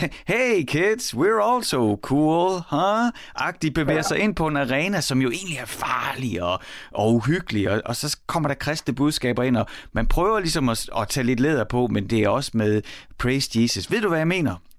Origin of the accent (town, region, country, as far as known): Horsens, Central Denmark Region, Denmark; born or raised there